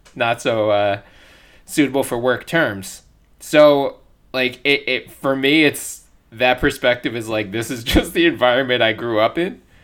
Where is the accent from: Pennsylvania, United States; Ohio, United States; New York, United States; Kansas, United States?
Pennsylvania, United States; Philadelphia; I grew up in Philly